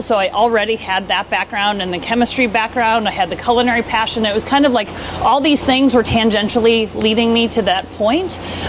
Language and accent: English; Wisconsin, United States; moved away as an adult; now in Portland, United States; I grew up in Wisconsin. I went to undergrad in Madison.